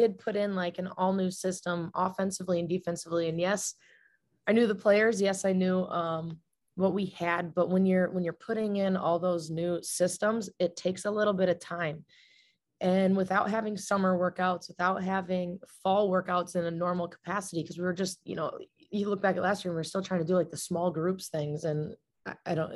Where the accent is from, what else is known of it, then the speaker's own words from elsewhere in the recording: Davenport, Iowa, United States; moved away; I'm from Davenport, Iowa